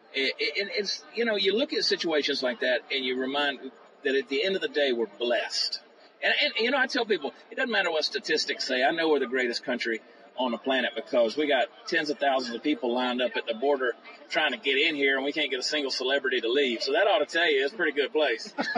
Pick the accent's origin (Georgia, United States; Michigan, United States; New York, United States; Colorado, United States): Georgia, United States; Augusta; I grew up in Augusta, Georgia